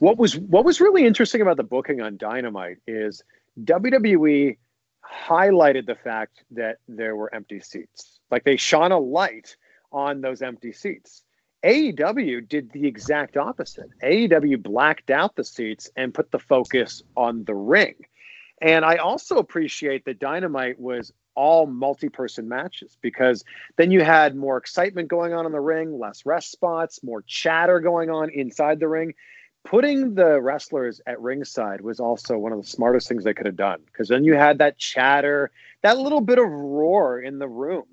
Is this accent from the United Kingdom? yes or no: no; just outside of Toronto, Ontario, Canada; now in Florida, United States; I grew up just outside of Toronto